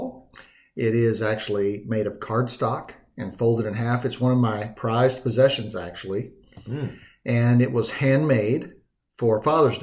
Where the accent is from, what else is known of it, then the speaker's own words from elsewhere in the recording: Dallas, Texas, United States; moved away; also born or lived in Montana; I grew up in Texas and in the Dallas area